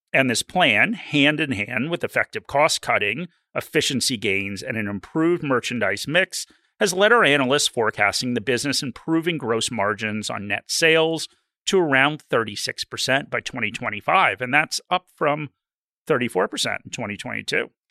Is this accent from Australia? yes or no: yes; Australia; I'm an Australian